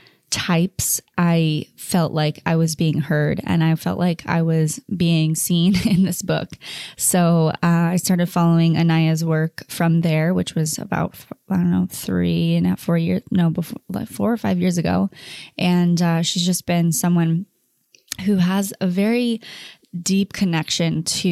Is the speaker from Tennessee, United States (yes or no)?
no; Orange County, California, United States; growing up around Orange County